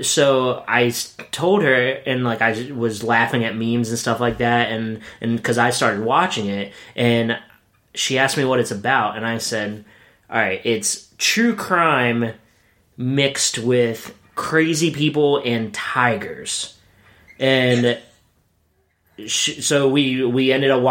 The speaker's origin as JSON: {"language": "English", "town": "Williamsport", "region": "Pennsylvania", "country": "United States", "tie": "born or raised there", "moved": "yes", "said": "I'm from Williamsport, which is about 3 hours away from Slippery Rock."}